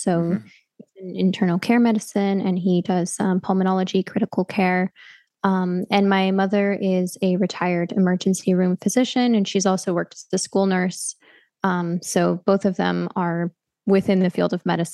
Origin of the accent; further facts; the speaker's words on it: Bay Area, California, United States; now in Hungary; I'm living here in Hungary, but I am from the Bay Area in California